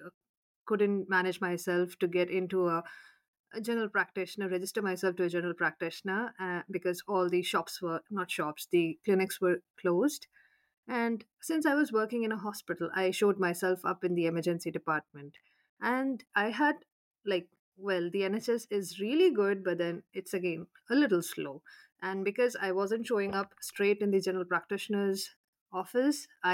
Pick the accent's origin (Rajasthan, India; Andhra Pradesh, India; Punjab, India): Rajasthan, India; Jaipur; moved away as an adult; also born or lived in Bikaner / Canada; now in London, United Kingdom; I am from Jaipur